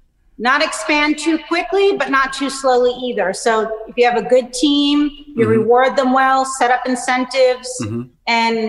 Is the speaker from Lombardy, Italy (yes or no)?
no; Naples, Campania, Italy; I am from Naples, my mm-hmm. father's birthplace, and I studied in Naples